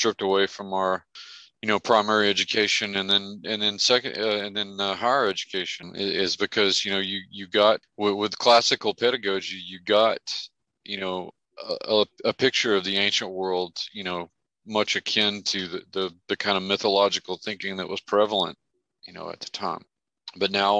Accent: Merkel, Texas, United States; Merkel, Texas, my hometown

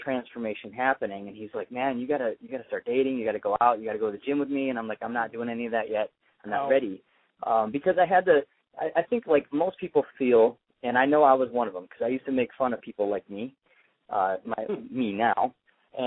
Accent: Traverse City, Michigan, United States; moved away; also born or lived in Corona, California; Traverse City, Michigan, where I'm from

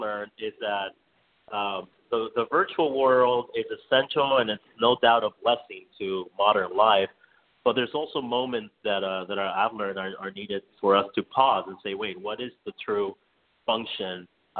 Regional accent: Miami, Florida, United States; now in New York City, United States; coming from like a low income means and growing up in Miami

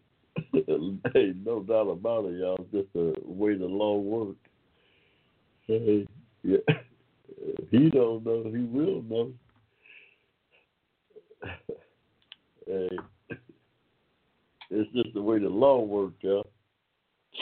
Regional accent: Georgia, United States; also born or lived in Ohio; I'm a good old Georgia boy myself, but I spent some time in Ohio during my adolescent years

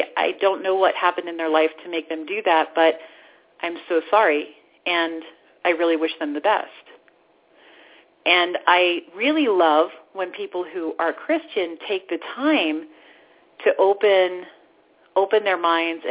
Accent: the Bible Belt, United States; I grew up in the Bible Belt

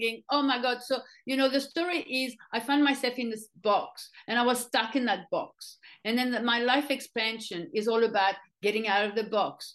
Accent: France; moved away as an adult; now in Australia; as I grew up in France

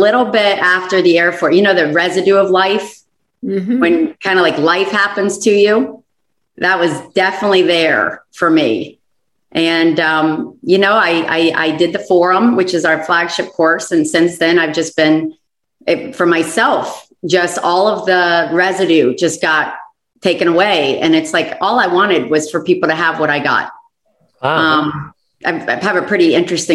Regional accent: Florida, United States; moved away; I'm from Florida originally.

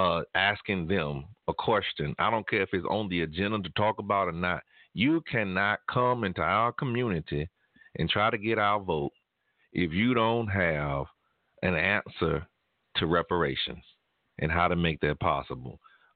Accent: Tulsa, Oklahoma, United States; I grew up in Tulsa. And I didn't know anything about the race massacre.

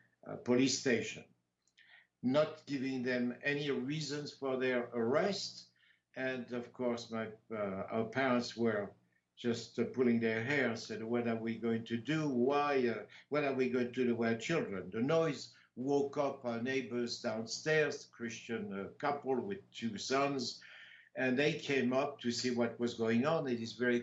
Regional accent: Compiègne, Hauts-de-France, France; now in Tahoe, United States; In Compiègne, which is my hometown

